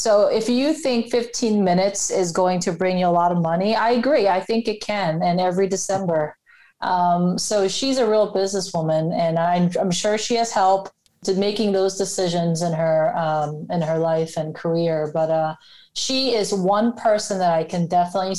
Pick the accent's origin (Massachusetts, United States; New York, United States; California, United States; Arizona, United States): New York, United States; Long Island; I'm from Long Island